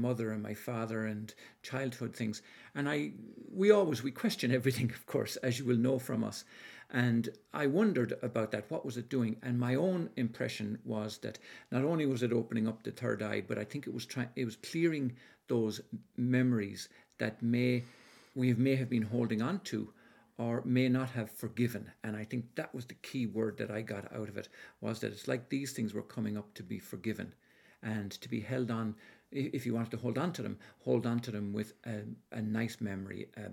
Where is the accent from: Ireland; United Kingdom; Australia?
Ireland; I was born up in Ireland